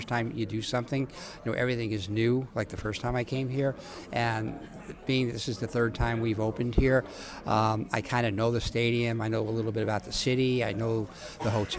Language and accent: English; New York, United States; I grew up in New York